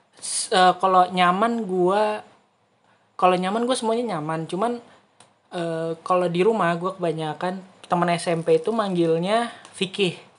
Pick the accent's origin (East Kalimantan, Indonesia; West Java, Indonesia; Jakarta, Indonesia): West Java, Indonesia; gua dari Jawa Barat